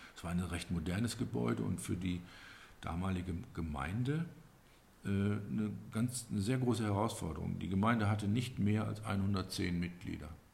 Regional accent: Lorsch, Hesse, Germany; Bei uns in Lorsch

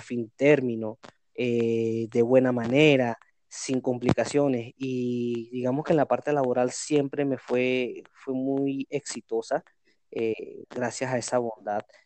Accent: Venezuela; moved away as an adult; now in Cali, Colombia; vengo de Venezuela emprendiendo. Hoy en día me encuentro en Cali.

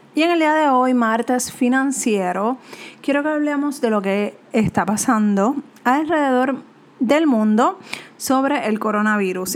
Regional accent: Puerto Rico; como latinos, como puertorriqueños

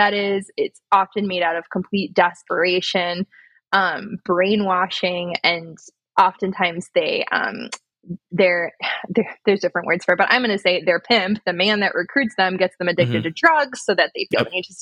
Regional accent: United States; moved away; also born or lived in Louisiana; I grew up in Hippieville. I moved to Louisiana.

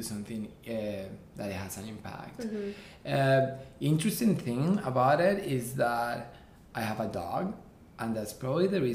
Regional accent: Colombia; moved away as an adult; now in New York, United States; I'm actually born and raised in Colombia. I came here 10 years ago to New York.

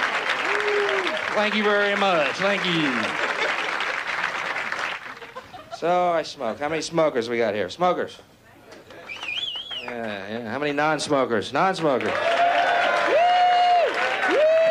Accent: Houston, Texas, United States; I'm from Houston, Texas

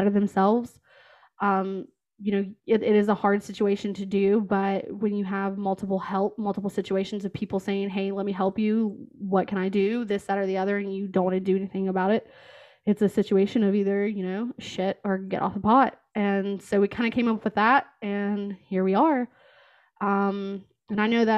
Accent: West Virginia, United States; moved away as an adult; also born or lived in Kentucky; now in Columbus, United States; I am originally from West Virginia, and I moved to Kentucky for a job in Cincinnati

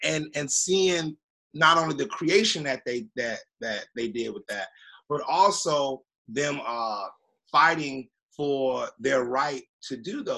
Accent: Miami, Florida, United States; also born or lived in Avon Park, Florida; I was born in Avon Park, Florida, and I moved down to Miami and when I was like two

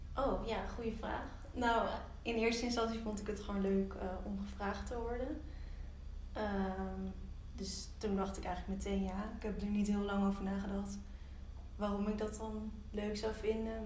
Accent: Nijmegen, Gelderland, Netherlands; now in Amsterdam, Netherlands; ik kom uit Nijmegen

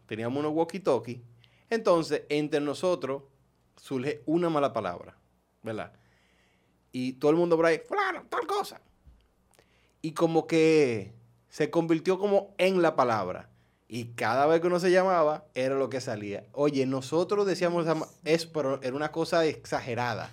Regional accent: Dominican Republic; moved away; also born or lived in New York, United States / Maryland, United States; yo era el único dominicano

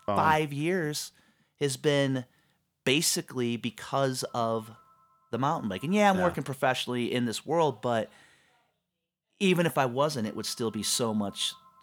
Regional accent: Michigan, United States; So I grew up in Southeast Michigan.

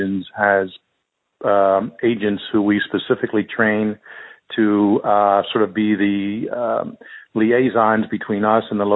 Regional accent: Philadelphia, Pennsylvania, United States; I grew up in Philadelphia

